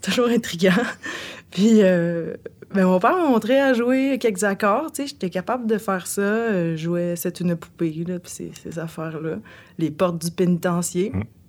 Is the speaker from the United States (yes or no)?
no; Bécancour, Quebec, Canada; je viens de Saint-Angèle-de-Laval. C'est situé juste en face euh, de Trois-Rivières